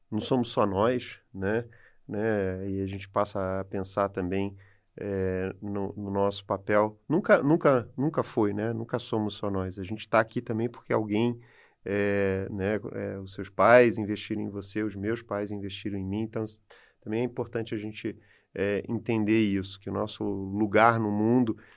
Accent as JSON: {"language": "Portuguese", "country": "Brazil", "said": "E aí, enfim, a gente é brasileiro, a gente sabe das deficiências que o país tem, das limitações é, que existem."}